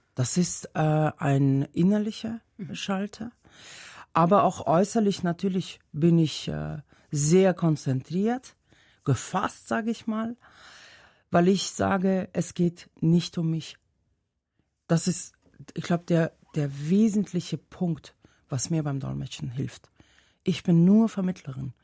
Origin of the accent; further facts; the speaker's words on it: Dushanbe, Tajikistan; first language Tajik; German is a second language; moved away as an adult; also born or lived in Germany; now in Switzerland; Ich komme ja aus der Hauptstadt, Dushanbe